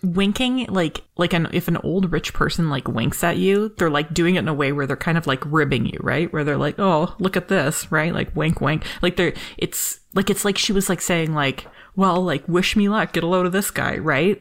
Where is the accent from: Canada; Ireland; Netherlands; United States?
Canada